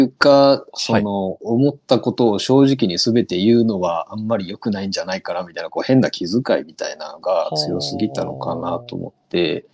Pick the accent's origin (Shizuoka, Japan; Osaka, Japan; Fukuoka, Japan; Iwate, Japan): Fukuoka, Japan; Kitakyushu; now in Kagawa, Japan; もともとね、九州で、出身なんですよ。